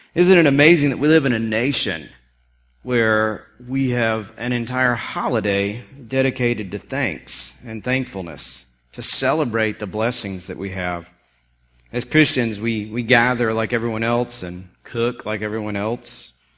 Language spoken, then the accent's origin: English; South Carolina, United States; growing up in South Carolina